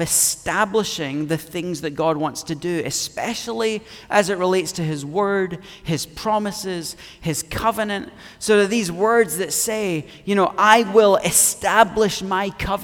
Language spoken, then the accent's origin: English; Scotland, United Kingdom; me being Scottish